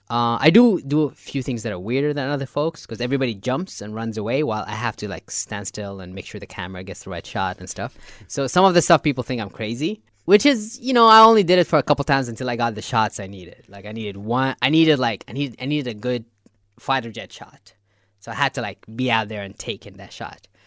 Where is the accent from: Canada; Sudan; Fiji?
Sudan; Nubian area, north of Khartoum, Northern Sudan; moved away as an adult; now in Nuba Mountains, Sudan; I'm, originally from north of Khartoum. So I'm originally from the Nubian area